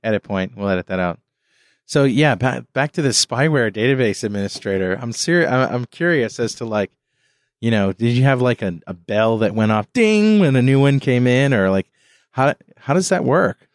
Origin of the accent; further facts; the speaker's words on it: New London, Connecticut, United States; I'm from New London